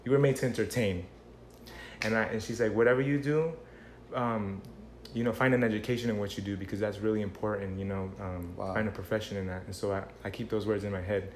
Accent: Margate, Florida, United States; I was born here in Florida. Margate, Broward.

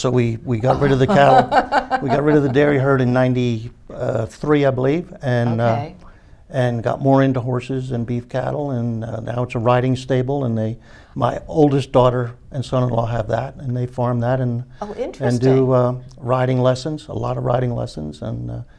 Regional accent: United States; I was born and raised in Center Township.

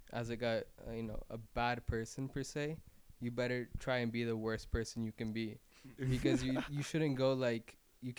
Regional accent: Miami, Florida, United States; I was born in Miami. My parents, like my entire family's from Barranquilla, Colombia

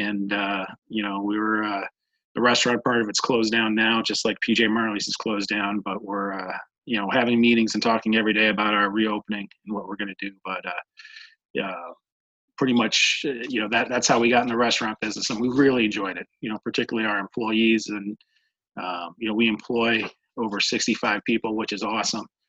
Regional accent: Medina, Ohio, United States; I was born in Medina, Ohio. Uh, lived here for uh, my entire life through uh, high school

